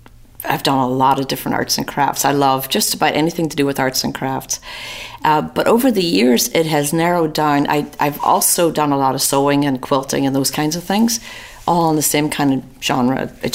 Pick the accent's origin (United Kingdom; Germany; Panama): United Kingdom; Newry, Northern Ireland; now in Atlanta, United States; From Northern Ireland. I was born in a little town called Newry in County Down.